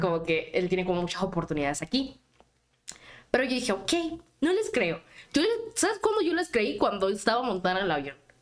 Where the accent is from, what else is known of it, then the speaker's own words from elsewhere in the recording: Panama; Y yo les decía que era de Panamá. Y era como que Panamá, pero Panamá, Florida. Y yo, no, soy de Centroamérica